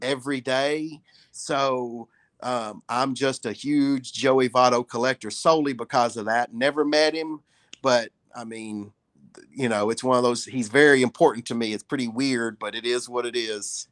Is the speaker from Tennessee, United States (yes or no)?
yes; Huntingdon, Tennessee, United States; moved away; I was selling cards when I was twelve years old at the flea market there in Huntingdon